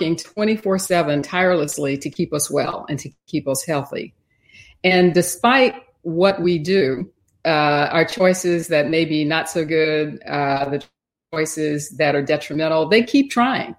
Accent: Texas, United States; I grew up in Texas. I live in Houston.

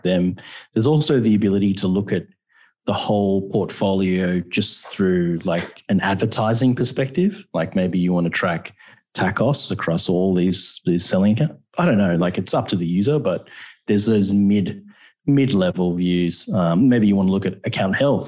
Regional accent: Australia; we're Australian and we all have funny accents.

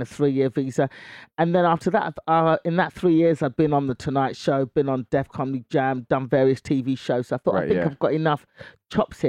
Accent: London, United Kingdom; moved away as an adult; now in United States; born and raised in London

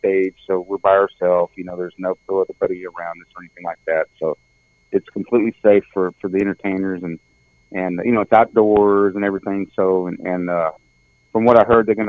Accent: Texas, United States; growing up in Texas

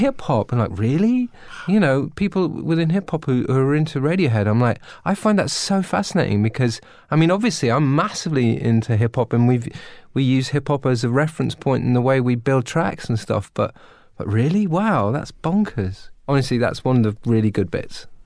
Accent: United Kingdom; I'm British

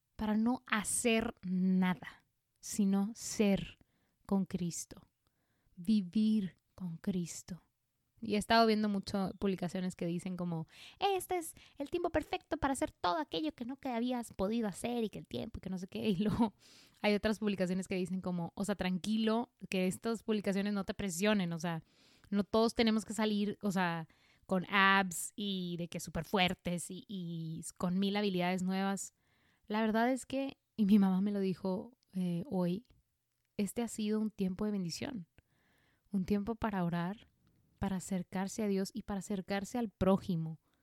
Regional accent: Mexico; aquí en México yo me acuerdo que de niños nos llevaban al museo

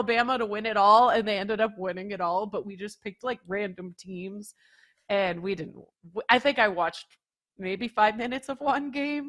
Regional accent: Canada; Yeah, and I hate to trash my home country, but I couldn't even get into the CFL. I'm sorry. Couldn't do the CFL thing when I lived in Canada.

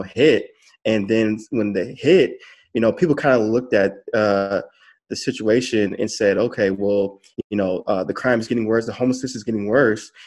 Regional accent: Farmington Hills, Michigan, United States; moved away as an adult; also born or lived in Detroit, Michigan / California; I, was born in Detroit, but I was raised in Farmington Hills, um, so suburb suburb uh, in in uh, Michigan

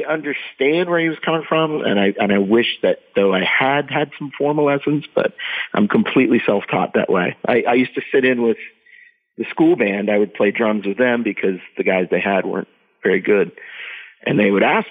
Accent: Scranton, Pennsylvania, United States; I grew up in Eastern Pennsylvania, kind of outside of Scranton

